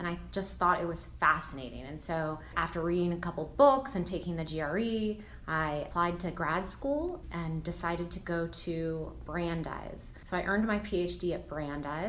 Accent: Sacramento, California, United States; moved away as an adult; now in Los Angeles, United States; I was born and raised in Sacramento, California

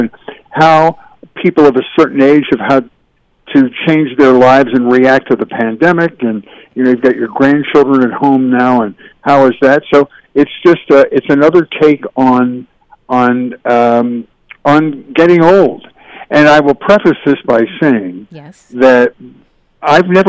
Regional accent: Philadelphia, Pennsylvania, United States; moved away as an adult; also born or lived in Syracuse, New York / Buffalo, New York; now in California, United States; I grew up in Philadelphia, Pennsylvania, suburban Philadelphia.

